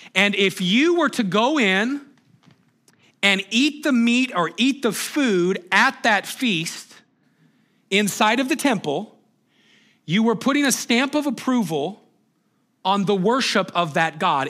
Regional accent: Moses Lake, Washington, United States; I'd say, Moses Lake

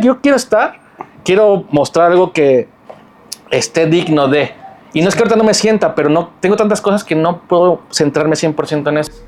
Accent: Mexico; yo soy mexicano

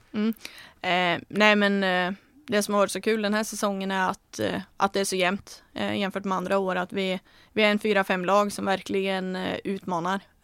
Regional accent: Norway; moved away; när jag var hemma nu så spelade jag med, eller tränade med Komet, eh, det är min moderklubb

